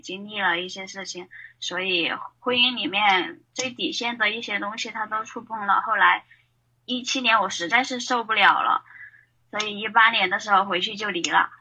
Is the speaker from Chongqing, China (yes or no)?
yes; Chongqing, China; 我是来自那个重庆美丽山城的，呃，平面设计师